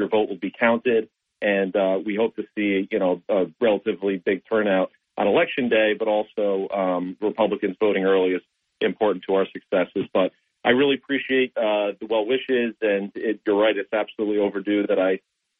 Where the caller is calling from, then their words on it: Binghamton, New York, United States; Hey, Bob. This is … from Binghamton.